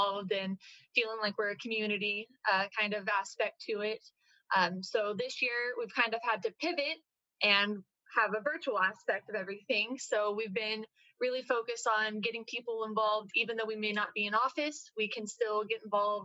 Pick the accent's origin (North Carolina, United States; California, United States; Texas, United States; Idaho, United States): Texas, United States; Houston; I am from Houston